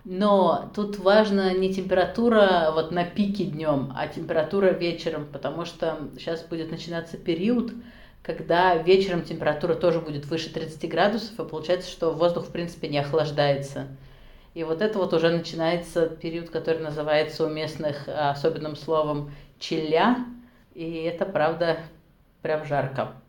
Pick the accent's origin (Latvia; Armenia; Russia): Russia; Nizhny Novgorod, Nizhny Novgorod Oblast; moved away as an adult; also born or lived in Saint Petersburg / Innopolis, Tatarstan / Krasnodar / Moscow; now in Tashkent, Uzbekistan; Я родилась в Нижнем Новгороде, потом жила в Петербурге, училась в магистратуре